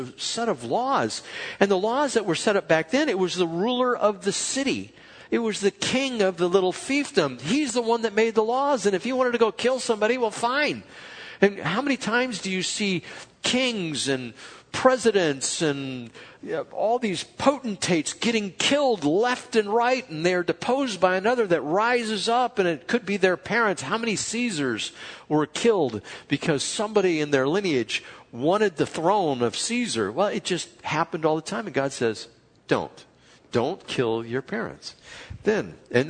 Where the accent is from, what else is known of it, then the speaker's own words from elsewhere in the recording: Chula Vista, California, United States; We grew up in Chula Vista